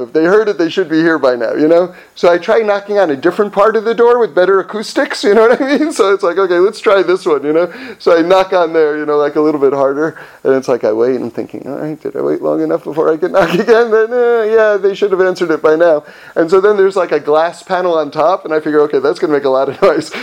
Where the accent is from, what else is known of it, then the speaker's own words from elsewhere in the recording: Los Angeles, California, United States; I'm from Los Angeles